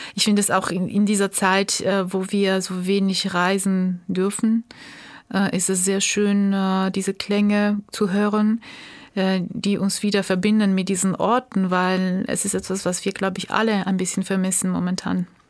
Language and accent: German; Tbilisi, Georgia; German is a second language; also born or lived in Germany / France; now in Munich, Germany; meiner Geburtsstadt Tbilisi